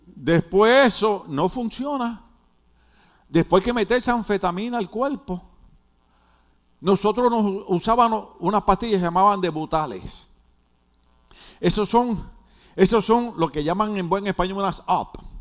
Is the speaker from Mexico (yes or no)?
no; Puerto Rico; como los boricuas hablamos tan raro